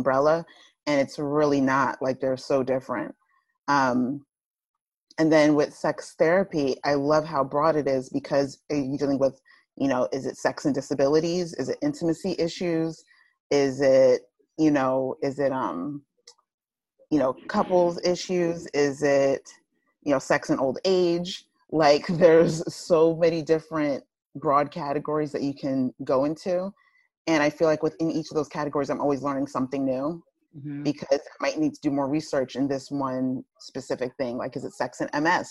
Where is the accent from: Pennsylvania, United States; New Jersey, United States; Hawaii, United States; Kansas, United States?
New Jersey, United States; Plainfield; accent: Jersey; I'm from Plainfield. So it's like central north-ish